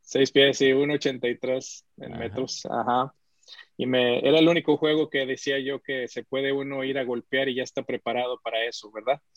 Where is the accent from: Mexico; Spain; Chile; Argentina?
Mexico; Mexico City; nací en la Ciudad de México, aunque mi familia es de Monterrey